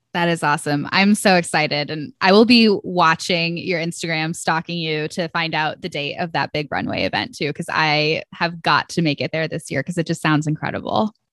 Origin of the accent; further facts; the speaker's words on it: Ohio, United States; also born or lived in Atlanta; Ohio is my, you know, my home state and where I currently live.